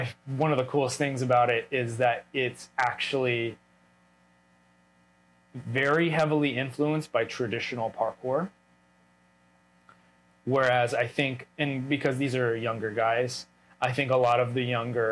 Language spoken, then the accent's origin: English; United States; moved away as an adult; an American who's like moved away from America